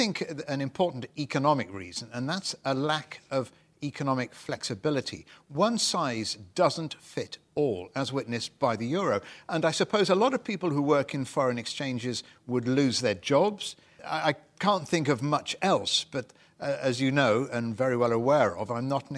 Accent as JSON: {"language": "English", "country": "United Kingdom", "said": "We're both British."}